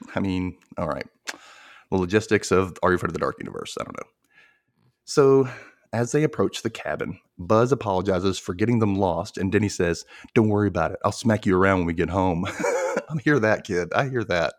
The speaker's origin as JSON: {"language": "English", "town": "Memphis", "region": "Tennessee", "country": "United States", "said": "me and my cousins from here were like, \"Memphis?\""}